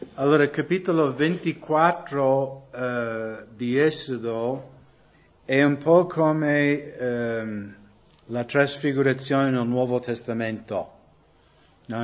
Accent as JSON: {"language": "Italian", "country": "United States", "tie": "born or raised there", "second_language": "Italian", "moved": "as an adult", "lives_now": "Italy", "said": "anche io crescendo, perché negli Stati Uniti conoscevo credenti che erano legalisti"}